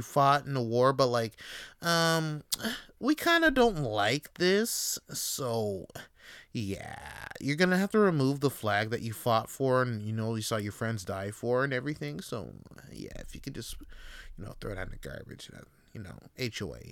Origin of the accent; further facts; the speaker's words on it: Toronto, Ontario, Canada; I'm voting for uh, a new mayor in my city, Toronto